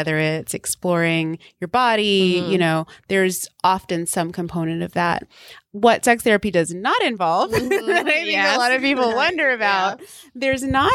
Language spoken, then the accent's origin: English; the South, United States; also born or lived in Texas, United States / Louisiana, United States; I grew up in the South, in Texas and Louisiana, here in the U.S.